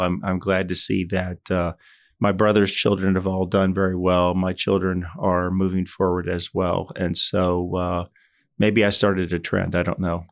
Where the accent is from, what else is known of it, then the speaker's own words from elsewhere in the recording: Louisville, Kentucky, United States; moved away as an adult; I spent the first eighteen years of my life, I grew up in Louisville, Kentucky